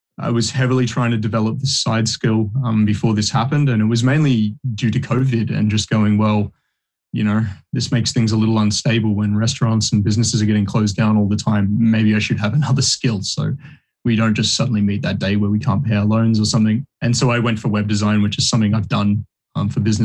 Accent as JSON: {"language": "English", "town": "Bendigo", "region": "Victoria", "country": "Australia", "tie": "born or raised there", "also_born_or_lived": "New Zealand", "moved": "as an adult", "said": "I grew up in Bendigo"}